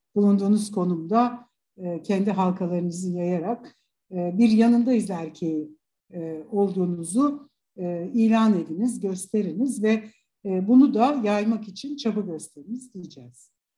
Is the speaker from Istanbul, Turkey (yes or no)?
yes; Istanbul, Turkey; İstanbul doğumluyum